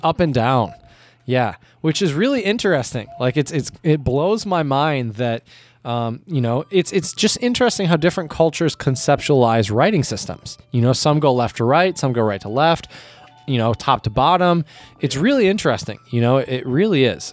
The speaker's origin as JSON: {"language": "English", "country": "United States", "said": "as an American"}